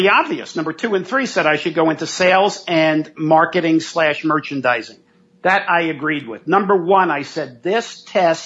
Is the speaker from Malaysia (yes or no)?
no; New York City, New York, United States; growing up in New York City, in Manhattan, in the projects, and then in Brooklyn